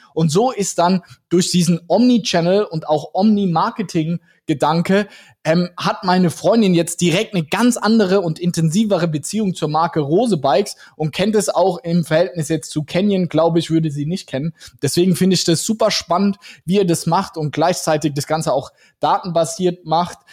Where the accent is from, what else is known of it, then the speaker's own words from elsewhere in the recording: Mannheim, Baden-Württemberg, Germany; Wir kommen ja aus Mannheim